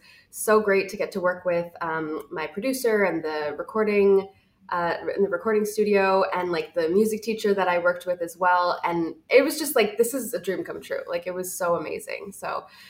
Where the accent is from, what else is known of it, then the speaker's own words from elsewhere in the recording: Toronto, Ontario, Canada; moved away as an adult; now in Vancouver, Canada; I'm actually originally from Toronto. I moved here about 7 years ago